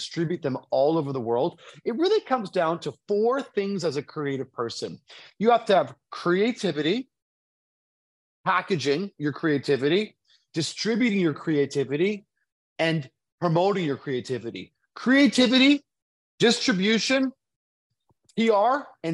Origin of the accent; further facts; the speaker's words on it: Toronto, Ontario, Canada; my hometown of Toronto